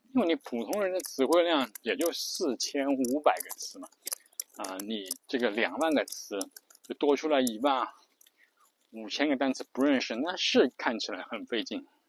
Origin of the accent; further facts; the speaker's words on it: China; 我们作为中国人